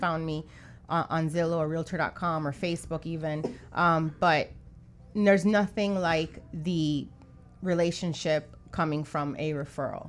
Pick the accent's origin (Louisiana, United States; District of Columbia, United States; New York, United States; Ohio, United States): New York, United States; now in Miami, United States; I'm from New York